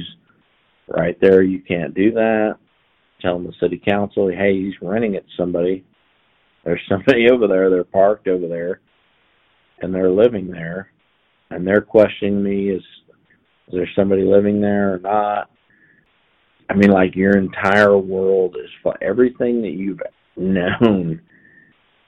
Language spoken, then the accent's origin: English; Haven, Kansas, United States; also born or lived in Alden, Kansas; I was from Haven, Kansas